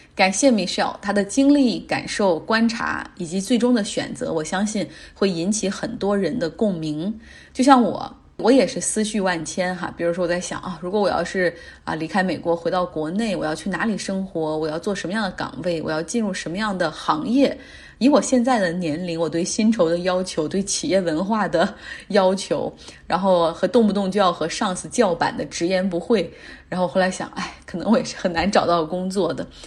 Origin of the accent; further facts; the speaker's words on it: Harbin, Heilongjiang, China; 我的老家哈尔滨